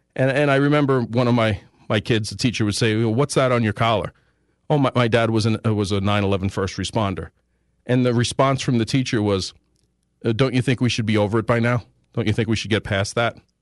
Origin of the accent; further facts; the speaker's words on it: United States; I speak English, I'm born here.